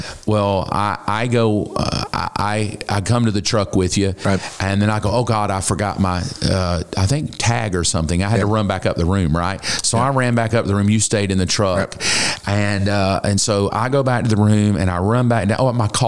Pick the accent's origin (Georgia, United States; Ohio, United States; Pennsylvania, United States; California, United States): Georgia, United States; Statesboro; moved away; I was back in my hometown.